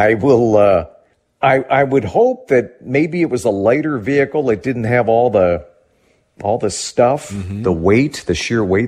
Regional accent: Pennsylvania, United States; now in Minnesota, United States; I grew up in Pennsylvania

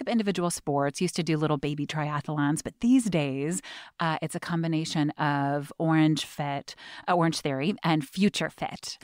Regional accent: Seattle, Washington, United States; I had the good fortune of growing up, um, on Capitol Hill, very kind of dense, packed neighborhood

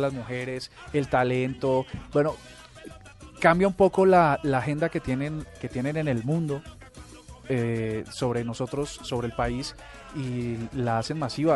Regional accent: Colombia; somos los colombianos

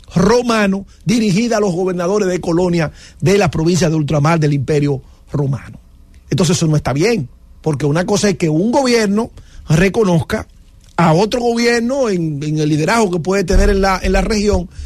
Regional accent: Dominican Republic; somos dominicanos

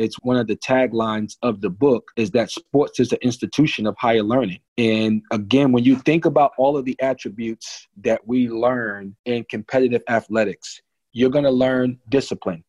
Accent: New Jersey, United States; when I was a kid, I grew up in New Jersey

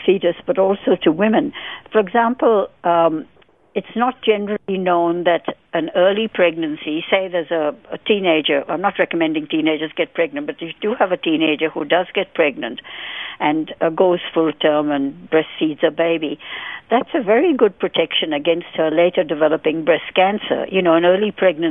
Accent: India; I'm Indian born, and I'm Indian, brown Indian in skin color as well

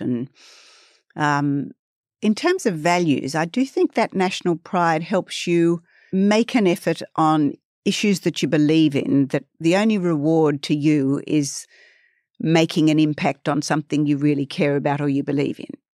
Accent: Sydney, New South Wales, Australia; I grew up on the north shore of Sydney

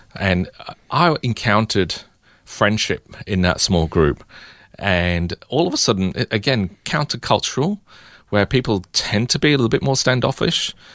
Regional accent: England, United Kingdom; now in Melbourne, Australia; growing up in England

